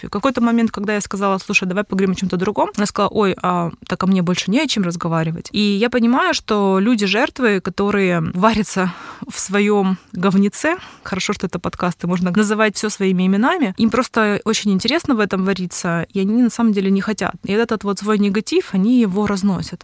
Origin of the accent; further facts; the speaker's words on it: Simferopol, Crimea, Ukraine; now in Kyiv, Ukraine; когда я жила в Симферополе, я сама из Крыма